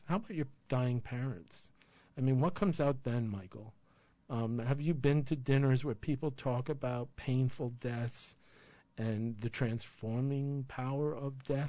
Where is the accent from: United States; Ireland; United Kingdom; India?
Ireland; Well, I'm a coward and I'm Irish.